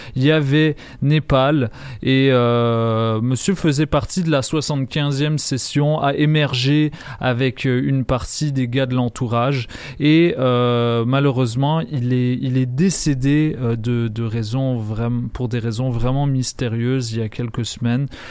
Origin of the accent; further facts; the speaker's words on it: Lebanon; moved away; en tant que Libanais, euh, qui est très, très nostalgique de, mon récent passage au Liban